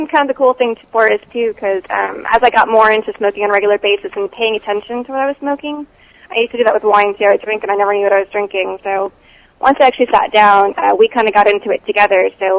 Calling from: Texas, United States; I'm in Texas.

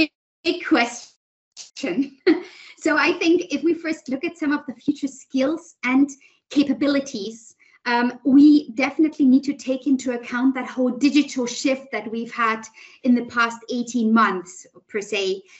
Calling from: Berlin, Germany; also born or lived in United States / Switzerland / London / China; Actually, from Berlin at the moment.

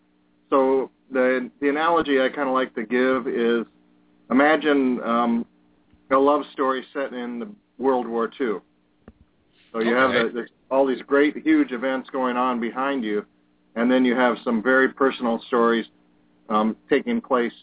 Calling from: Wisconsin, United States

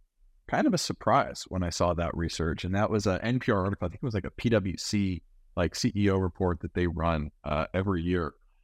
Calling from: Glendale, California, United States; I'm calling in from Glendale, you know, 2 or 3 miles from Burbank, Disney headquarters, right?

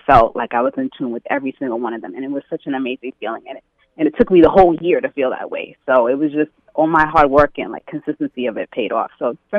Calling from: New York City, New York, United States; I'm calling from Queens.

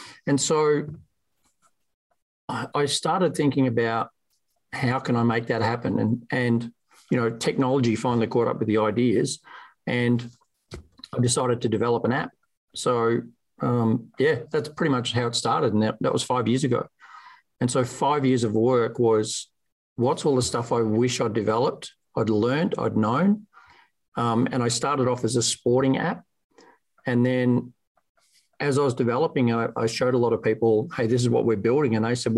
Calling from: Geelong, Victoria, Australia; It's Monday morning here, so good morning from sunny Geelong, Victoria, Australia.

